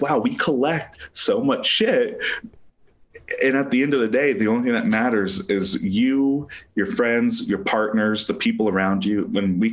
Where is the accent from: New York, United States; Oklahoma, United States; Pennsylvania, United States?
Oklahoma, United States; Tulsa; born or raised there; also born or lived in Springfield, Missouri